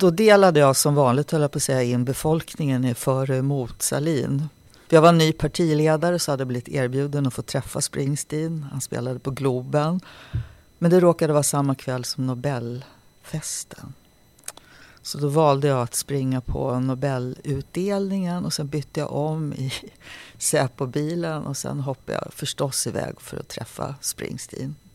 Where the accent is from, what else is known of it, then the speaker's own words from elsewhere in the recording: Nacka, Stockholm County, Sweden; Jag växte upp i Nacka och eh, Nacka musikskola var en kommunal skola som nästan alla barn fick möjlighet att vara med i.